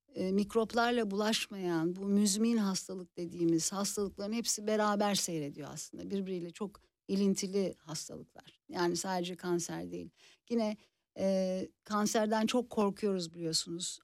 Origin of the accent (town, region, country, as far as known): Istanbul, Turkey; moved away as an adult; now in Czech Republic